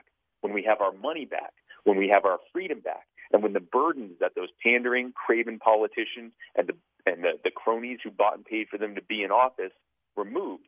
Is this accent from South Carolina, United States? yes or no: yes; Myrtle Beach, South Carolina, United States; born or raised there; also born or lived in Baltimore, Maryland